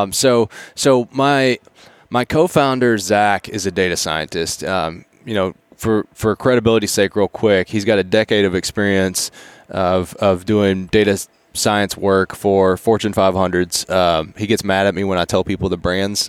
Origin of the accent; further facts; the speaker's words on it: Appalachia, United States; I grew up in Appalachian mountain range